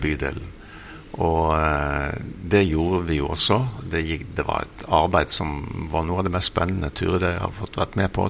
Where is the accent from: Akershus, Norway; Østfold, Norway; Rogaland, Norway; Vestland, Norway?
Vestland, Norway; Bergen; moved away as an adult; also born or lived in Brazil; jeg vokste opp eh, på Melkeplassen, arbeider, et arbeiderstrøk i Bergen.